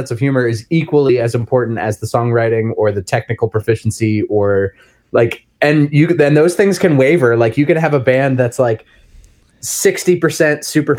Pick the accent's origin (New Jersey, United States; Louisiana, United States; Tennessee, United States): New Jersey, United States; I grew up in New Jersey, so that was like a ska hub.